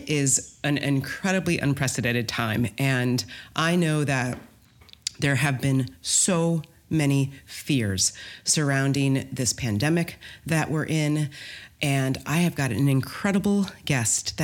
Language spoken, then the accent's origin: English; Michigan, United States; moved away as an adult; also born or lived in Ohio; now in Los Angeles, United States; I was born in Ohio. And unfortunately, during the height of the Ohio State Buckeye, Michigan Wolverine rivalry, we moved to Michigan